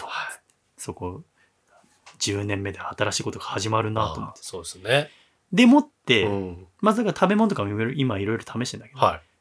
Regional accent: Kansai, Japan; 嬉しいですね関西人としては

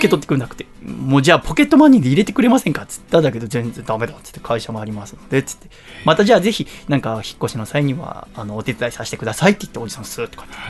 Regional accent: Yokohama, Kanagawa, Japan; 東戸塚の実家

